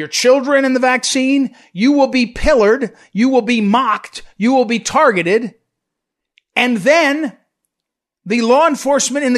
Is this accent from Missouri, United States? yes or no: yes; Missouri, United States; my home state of Missouri